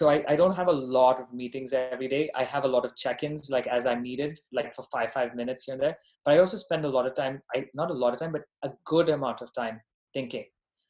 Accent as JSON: {"language": "English", "region": "Dubai", "country": "United Arab Emirates", "tie": "born or raised there", "also_born_or_lived": "Bahrain", "lives_now": "United States", "said": "Yeah, no, I was born there. I grew up in Dubai. I'm Indian by ethnicity, Canadian by citizenship, and American by residence."}